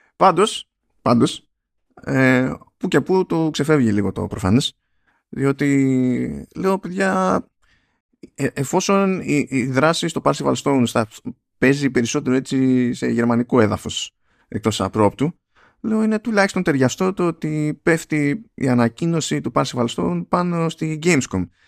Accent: Greece; στα πιο ανατολικά. Πιο, στα μέρη μας

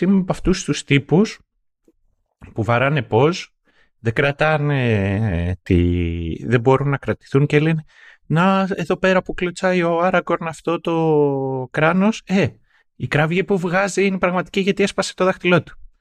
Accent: Greece; εγώ που μεγάλωσα στην επαρχία και το ίντερνετ στο χωριό μου δεν ήρθε μέχρι το 2013.

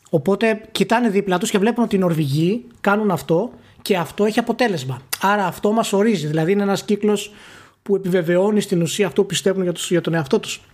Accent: Greece; ως Έλληνες

